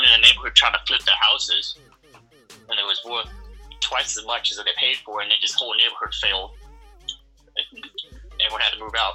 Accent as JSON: {"language": "English", "region": "Florida", "country": "United States", "tie": "born or raised there", "also_born_or_lived": "Minnesota", "moved": "yes", "lives_now": "Twin Cities, Minnesota, United States", "said": "I was born in Florida"}